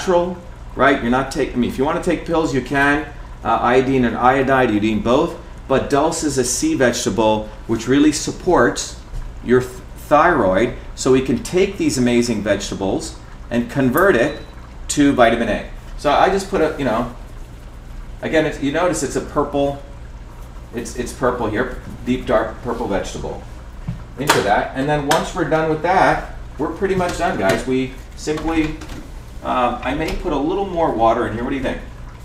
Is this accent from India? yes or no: yes; India; moved away; When I grew up in India